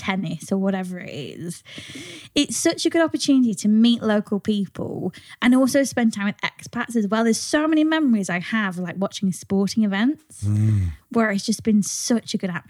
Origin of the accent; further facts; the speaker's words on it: North Wales, United Kingdom; now in Croatia; I'm English, but I grew up in North Wales, about 8 miles from the border.